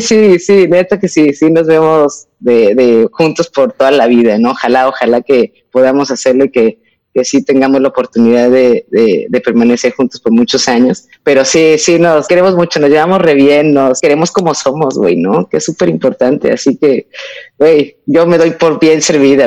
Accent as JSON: {"language": "Spanish", "country": "Mexico", "also_born_or_lived": "Europe", "moved": "as an adult", "said": "yo me fui de México cuando yo tenía 18 años y me fui a vivir a Europa"}